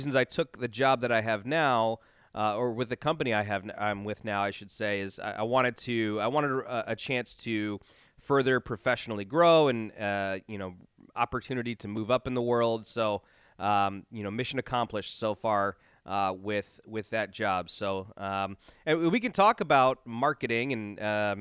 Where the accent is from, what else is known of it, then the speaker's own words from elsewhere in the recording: Chicagoland suburbs, Illinois, United States; I am born and raised in the Chicagoland suburbs.